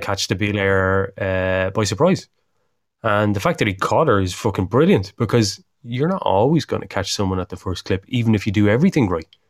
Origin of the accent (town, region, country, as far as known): Ireland